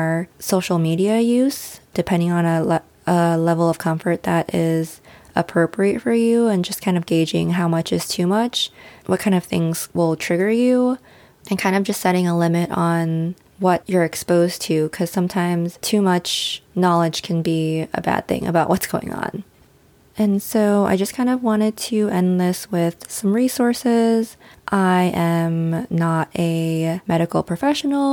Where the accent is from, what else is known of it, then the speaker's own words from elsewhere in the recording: United States; our experiences growing up as Asian American